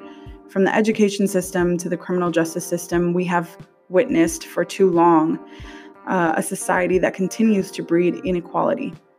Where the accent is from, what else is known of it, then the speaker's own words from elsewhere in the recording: Denver, Colorado, United States; right here in my hometown of Denver, Colorado.